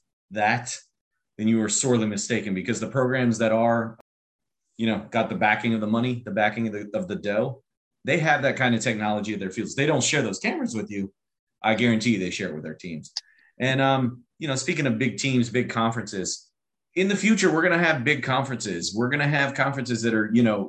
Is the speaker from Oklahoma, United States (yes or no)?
no; South Louisiana, United States; I grew up in South Louisiana.